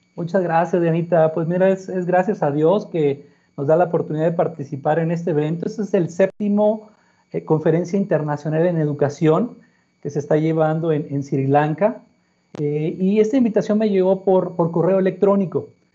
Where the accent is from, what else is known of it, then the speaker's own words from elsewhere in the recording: Monterrey, Nuevo León, Mexico; Nací en Monterrey. en la ciudad de Monterrey, Nuevo León.